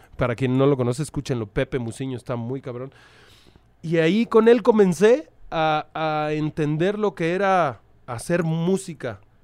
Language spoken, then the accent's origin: Spanish; Mexico City, Mexico; also born or lived in Tlalpan / Pantitlán / Tacubaya; soy de la Ciudad de México. Soy, una, soy, soy un perro de la calle. Eh, nací en Xochimilco, allá por tus lares.